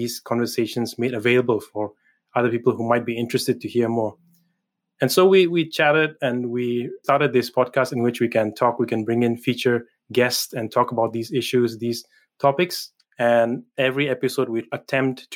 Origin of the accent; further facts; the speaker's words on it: Manipur, India; moved away as an adult; now in Edinburgh, United Kingdom; I come from the northeastern state of Manipur in India, and I belong to a people group, a tribe called the Nagas